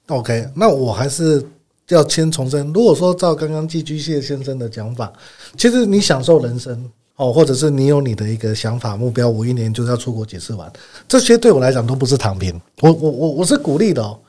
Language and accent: Chinese; Kaohsiung, Taiwan; 我第一间房子买在高雄， 虽然我是高雄人啊